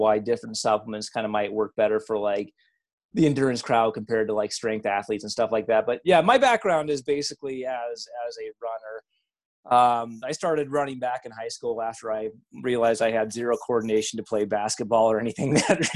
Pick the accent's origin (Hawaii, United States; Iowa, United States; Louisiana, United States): Iowa, United States; I'm a hick from Iowa